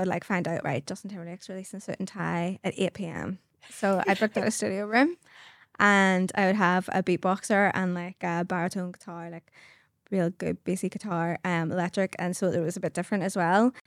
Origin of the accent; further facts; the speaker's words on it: Carnmoney, just outside Belfast, Northern Ireland, United Kingdom; I come from Carmine, just outside Belfast. And, um, yeah, it was lovely wee childhood. I loved living in Carmine